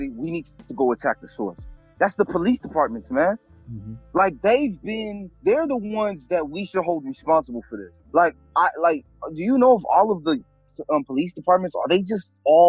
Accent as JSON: {"language": "English", "country": "Haiti", "tie": "born or raised there", "moved": "yes", "said": "I'm Haitian, dog. I was born in Haiti."}